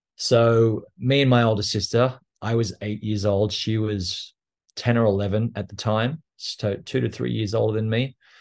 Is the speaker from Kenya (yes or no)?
no; Australia; now in New York, United States; I am Australian, and I grew up in a little town just outside of Canberra